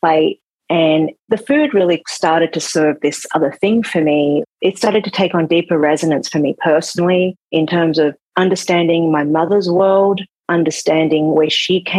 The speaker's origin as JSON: {"language": "English", "town": "Sydney", "region": "New South Wales", "country": "Australia", "tie": "born or raised there", "moved": "as an adult", "lives_now": "New York, United States", "said": "Growing up in Sydney in the 80s was pretty rough when you weren't white"}